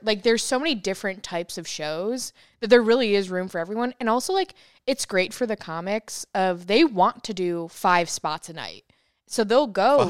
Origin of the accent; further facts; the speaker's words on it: upstate New York, United States; now in Austin, United States; I'm from New York